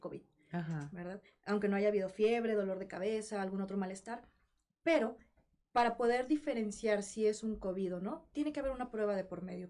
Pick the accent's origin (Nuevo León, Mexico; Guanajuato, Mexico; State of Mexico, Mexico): Nuevo León, Mexico; Monterrey; moved away; al ser soltera, foránea, yo soy de Monterrey y vivía sola